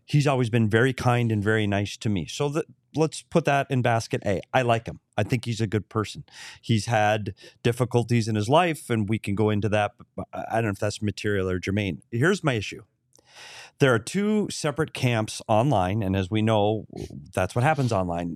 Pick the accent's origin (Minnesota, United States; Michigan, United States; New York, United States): Minnesota, United States; Bemidji; my hometown of Bemidji, Minnesota